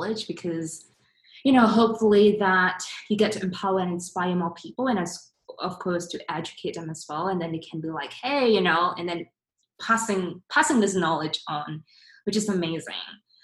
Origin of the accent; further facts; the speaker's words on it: Singapore; I'm from Singapore, and my basically we have four different races in there.